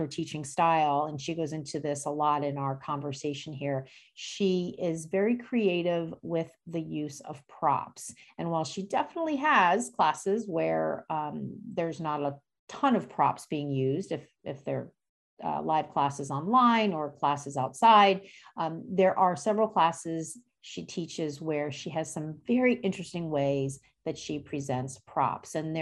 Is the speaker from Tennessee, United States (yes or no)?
no; New Jersey, United States; moved away as an adult; also born or lived in Bronx, New York; now in Boston, United States; I grew up in New Jersey